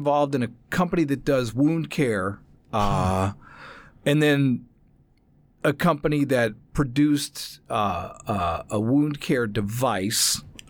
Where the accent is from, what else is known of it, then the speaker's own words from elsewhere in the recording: New Jersey, United States; moved away as an adult; now in Los Angeles, United States; I'm a Jersey boy.